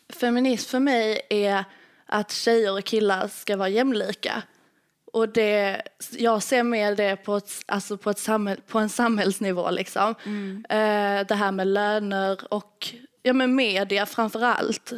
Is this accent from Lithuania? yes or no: yes; Lithuania; now in Sweden; Jag kommer från Litauen